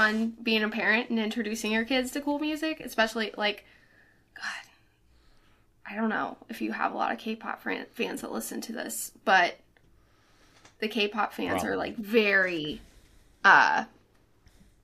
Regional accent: Belle, Missouri, United States; also born or lived in Bland, Missouri / Washington, Missouri; I live in Washington, the second place you named. But I grew up in Belle, Missouri.

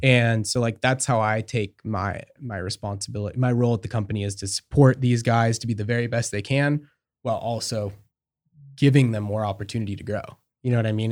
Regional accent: Marcola, Oregon, United States; I'm from Oregon. I grew up outside Eugene, in a s, in a small town called Marcola

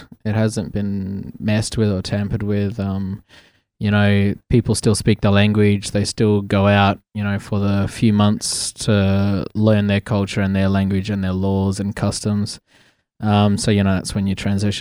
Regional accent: Port Hedland, Western Australia, Australia; also born or lived in Meekatharra; from Western Australia. I grew up mostly in Meekatharra and Port Hedland in WA

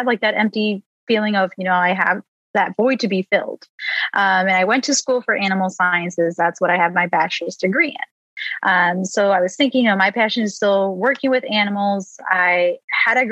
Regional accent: Chicago, Illinois, United States; I am from the Chicago area

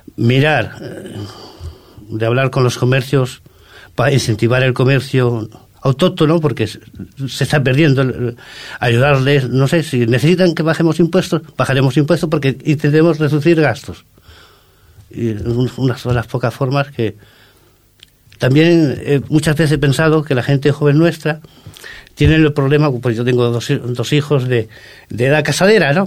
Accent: Córdoba, Andalusia, Spain; now in Ripollet, Spain; Yo soy no soy de autóctono de aquí, soy de Córdoba

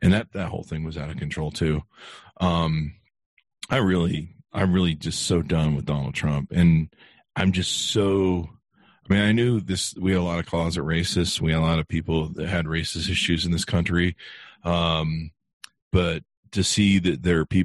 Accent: California, United States; now in Utah, United States; I came here from California, and, you know, we had everybody in California, and you really didn't think about race in California, at least where I grew up.

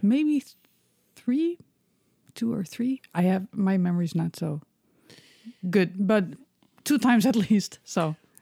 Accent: Netherlands; moved away as an adult; also born or lived in Bremen, Germany; now in Berlin, Germany; I was born and raised in Holland.

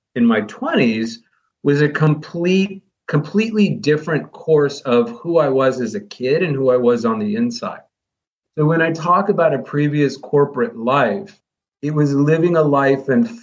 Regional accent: Midwest, United States; I grew up in the Midwest.

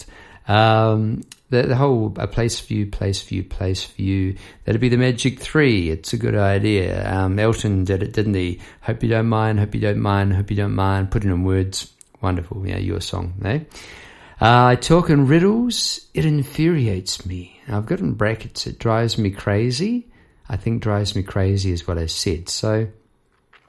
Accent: Palmerston North, Manawatū-Whanganui, New Zealand; Palmerston North, my hometown

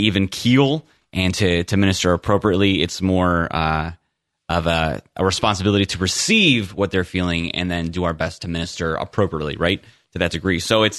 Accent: Ireland; Yes. I'm an Irish Catholic cop as a father.

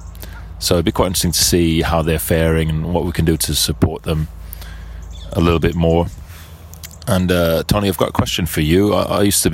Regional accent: Birmingham, West Midlands, United Kingdom; I'm a birder from Birmingham in England

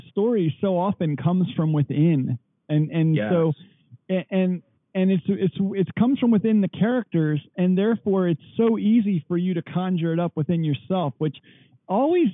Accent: Baltimore, Maryland, United States; I grew up around Baltimore

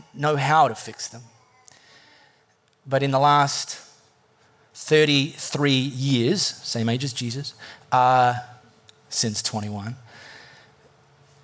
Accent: High Wycombe, South East England, United Kingdom; I was raised in High Wycombe, in a family, in a Catholic family

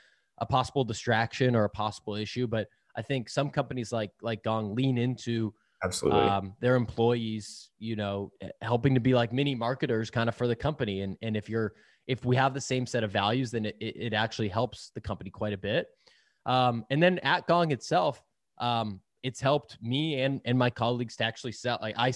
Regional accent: Boston, Massachusetts, United States; now in San Francisco, United States; I am originally from Boston, living out in San Francisco.

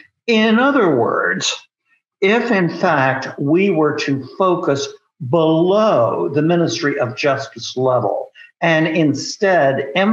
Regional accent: Nigeria; And, oh, yes, by the way, I guess we're also Nigerian.

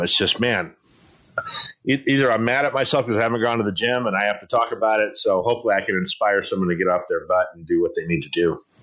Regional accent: San Diego, California, United States; also born or lived in Poway; I grew up in East San Diego

